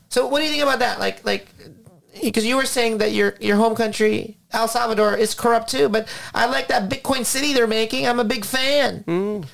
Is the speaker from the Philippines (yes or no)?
yes; Philippines; now in United States; I came from the Philippines, 1984, when my father lost his job